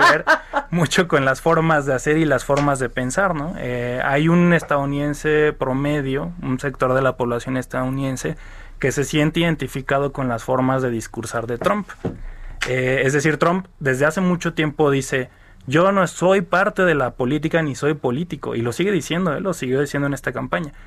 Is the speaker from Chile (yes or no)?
no; Mexico; nosotros como mexicanos